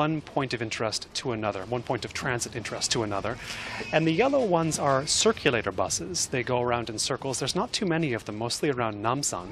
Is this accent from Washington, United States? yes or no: yes; near Seattle, Washington, United States; now in Seoul, South Korea; I grew up near Seattle